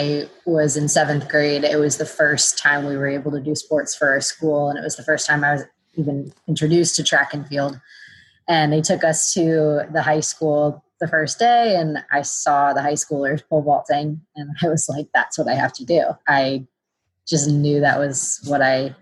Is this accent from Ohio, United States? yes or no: yes; Cleveland, Ohio, United States; I'm from Ohio, Cleveland area, suburb of Cleveland